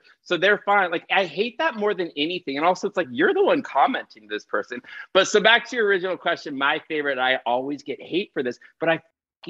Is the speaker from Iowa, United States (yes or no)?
no; Pasadena, California, United States; So he is in Pasadena, where I grew up. So I grew up in Pasadena.